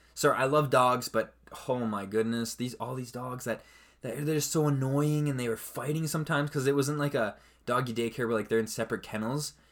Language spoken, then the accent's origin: English; Canada; I'm Canadian